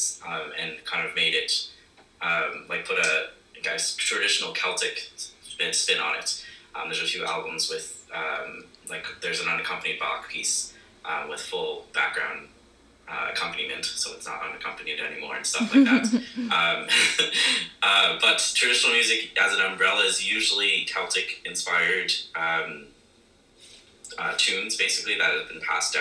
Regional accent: Ottawa, Ontario, Canada; now in Charlottetown, Canada; I'm from Ottawa.

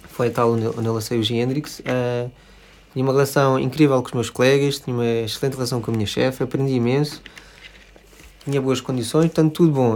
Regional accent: Lisbon, Portugal; sou, sou de Lisboa, uhum. uh, vivi cá a minha vida toda

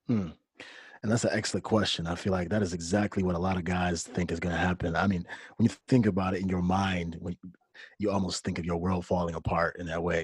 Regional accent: Detroit, Michigan, United States; moved away as an adult; also born or lived in South Korea; I'm from Detroit, Michigan.

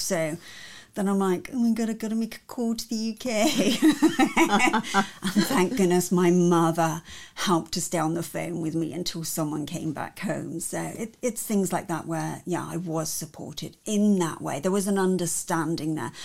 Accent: Cornwall, South West England, United Kingdom; I was born and bred in Cornwall in England, and in Cornwall, our symbol is the Cornish pixie.

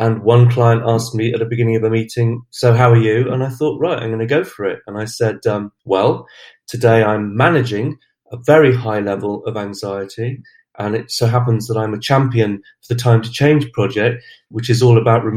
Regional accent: Glastonbury, South West England, United Kingdom; I'm from Glastonbury in Somerset. I've lived in Somerset all my life.

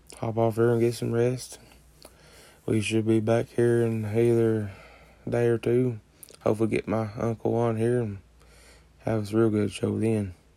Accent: West Virginia, United States; I'm a West Virginia fan, obviously, because I'm from West Virginia

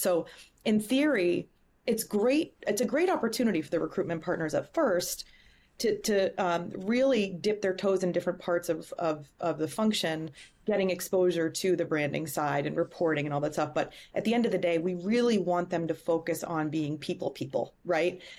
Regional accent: Boston, Massachusetts, United States; moved away as an adult; also born or lived in Chicago; I am, uh, born and raised in Boston. Um, lived in Chicago for six years and relocated, um, back home to Boston

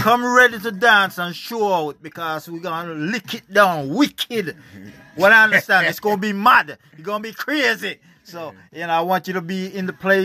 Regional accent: Jamaica; I'm from Jamaica

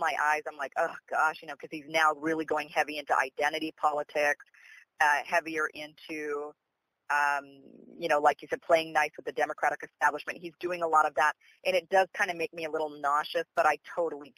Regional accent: Idaho, United States; now in Los Angeles, United States; I was born and raised up here in Idaho

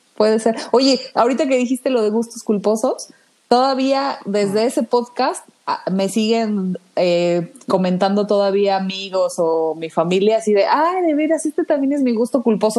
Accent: Mexico; como mexicanos nos distinguen

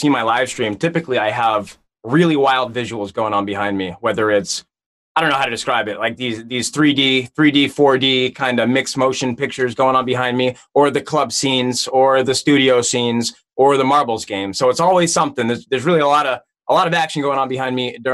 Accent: New England, United States; I grew up in New England. I'm from the Northeast, East Coast, USA

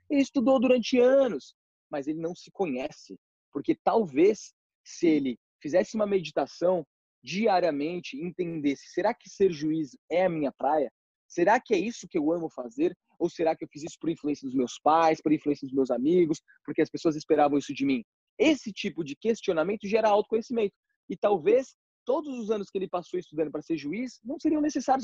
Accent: São Paulo, Brazil; also born or lived in Ferraz de Vasconcelos; eu sou de São Paulo

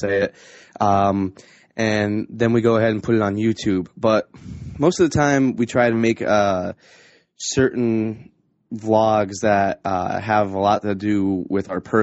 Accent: Scranton-Wilkes-Barre area, northeastern Pennsylvania, United States; I am from northeastern Pennsylvania, around the Scranton-Wilkes-Barre area

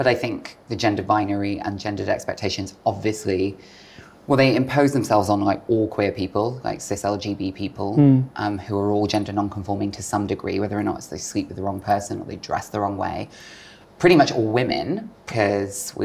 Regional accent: Bristol, South West England, United Kingdom; moved away as an adult; Growing up in Bristol, my adolescence was quite an unhappy one looking back

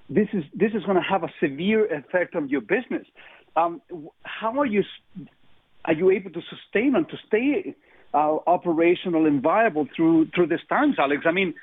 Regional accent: Chile; English is a second language; I come from Chile. You know, we came out of a communist regime. We went into a military dictatorship.

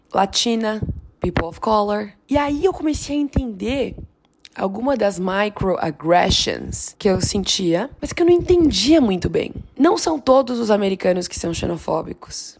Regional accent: São Paulo, Brazil; moved away as an adult; now in Los Angeles, United States; eu sou brasileira

